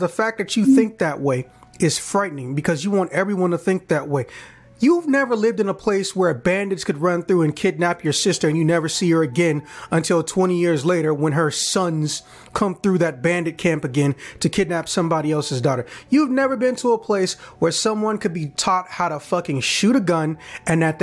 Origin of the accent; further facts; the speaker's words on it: Chicago, Illinois, United States; I'm from Chicago